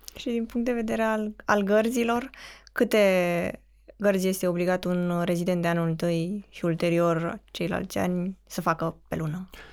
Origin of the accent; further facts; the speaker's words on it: Craiova, Dolj, Romania; vorbesc cu perfectul simplu, pentru că sunt din Craiova